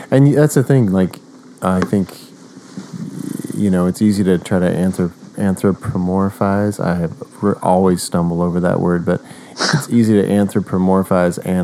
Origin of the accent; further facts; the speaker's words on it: Oklahoma, United States; And I'm from Oklahoma, west